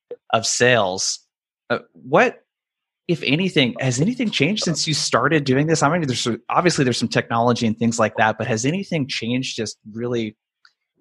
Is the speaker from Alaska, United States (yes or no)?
no; Oregon, United States; people like myself that are from really small towns, like how we grew up in Oregon